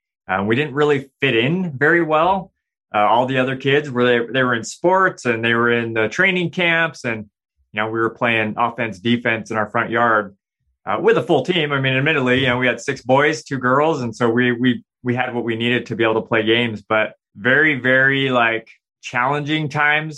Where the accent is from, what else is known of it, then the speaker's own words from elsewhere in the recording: Provo, Utah, United States; I grew up in Utah, Provo, Utah.